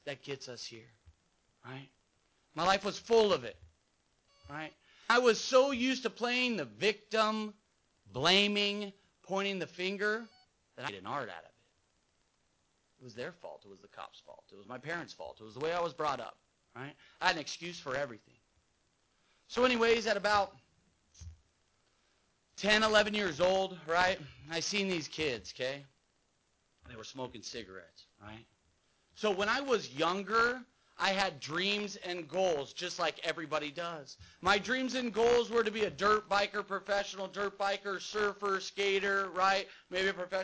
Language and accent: English; San Clemente, California, United States; So I grew up in San Clemente and raised